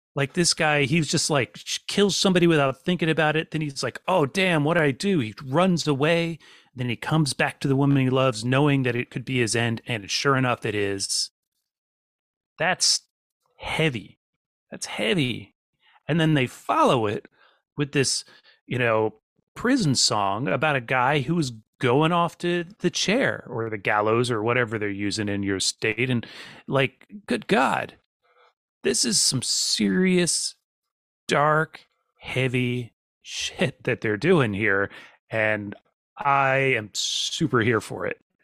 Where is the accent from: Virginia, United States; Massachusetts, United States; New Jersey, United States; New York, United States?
Virginia, United States; also born or lived in Norfolk, Virginia; I'm from Virginia. I've lived in Norfolk.